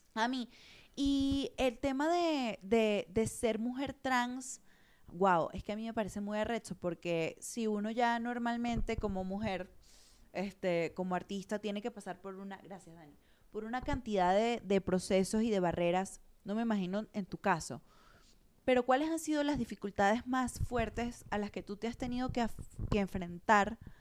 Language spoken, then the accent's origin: Spanish; Venezuela; moved away as an adult; also born or lived in Caracas / Madrid; now in Mexico; venir de Venezuela no es fácil